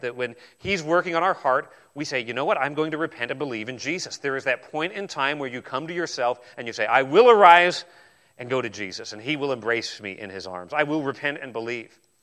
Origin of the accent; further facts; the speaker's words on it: New Zealand; I was born in New Zealand